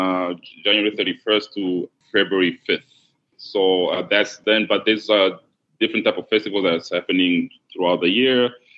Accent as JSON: {"language": "English", "town": "Johannesburg", "region": "Gauteng", "country": "South Africa", "tie": "born or raised there", "also_born_or_lived": "Congo", "moved": "yes", "said": "So I grew up in Johannesburg, South Africa. I'm from Congo, but my family migrated there in the mid-90s. From my country, Congo, to Johannesburg, and we settled there, my whole family. So it is actually my home. I consider it more home than Congo."}